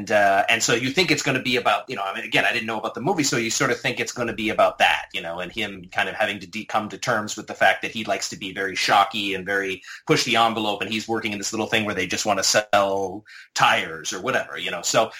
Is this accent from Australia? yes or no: no; Canada; I grew up in Canada, so I know, you know, I'm very familiar with a lot of the Canadian filmmakers